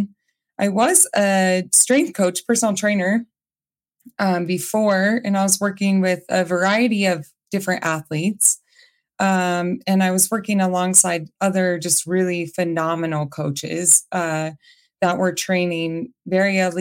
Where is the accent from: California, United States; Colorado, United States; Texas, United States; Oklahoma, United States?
Colorado, United States; moved away as an adult; also born or lived in New Mexico; I'm from Colorado, but I had moved away to New Mexico for some time